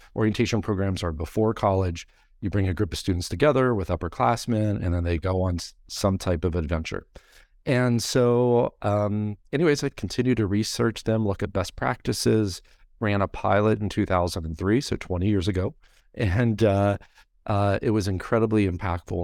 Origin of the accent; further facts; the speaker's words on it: Grafton, West Virginia, United States; I grew up in Grafton.